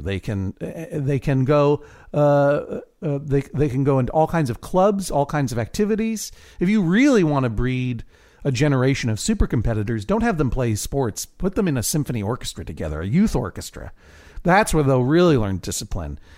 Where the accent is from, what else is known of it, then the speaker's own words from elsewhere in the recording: Boston, Massachusetts, United States; I'm from Boston